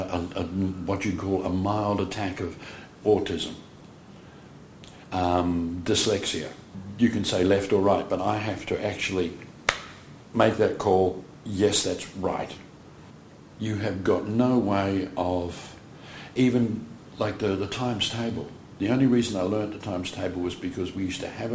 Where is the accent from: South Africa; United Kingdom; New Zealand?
New Zealand; now in Perth, Australia; I was born in New Zealand. My parents were born in New Zealand